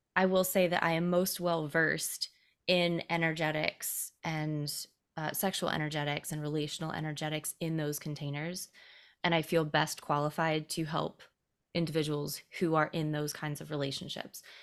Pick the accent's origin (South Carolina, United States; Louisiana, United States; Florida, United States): South Carolina, United States; Greenville; I grew up in Greenville, South Carolina.